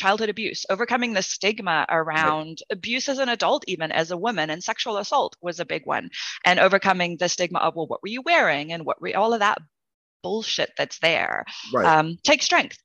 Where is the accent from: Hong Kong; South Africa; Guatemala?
South Africa; I grew up in South Africa during apartheid in an interracial family